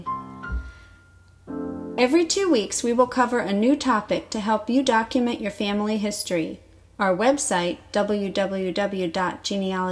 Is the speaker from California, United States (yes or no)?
yes; Santa Barbara, California, United States; I was born in Santa Barbara